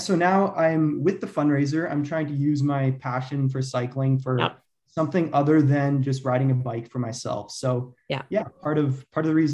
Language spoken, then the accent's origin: English; Calgary, Alberta, Canada; And I grew up in Calgary my whole life. I'm a Calgary local